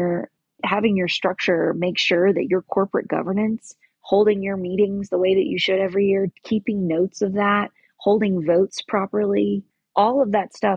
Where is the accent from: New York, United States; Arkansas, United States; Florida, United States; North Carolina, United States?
North Carolina, United States; In my home state of North Carolina, there are zero regulations